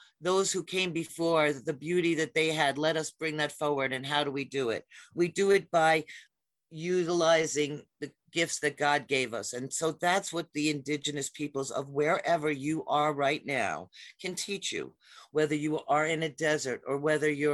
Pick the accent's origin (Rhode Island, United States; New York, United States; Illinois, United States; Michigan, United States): Michigan, United States; Detroit; I was born in Detroit, Michigan, of a Presbyterian minister and a colonial farmer's daughter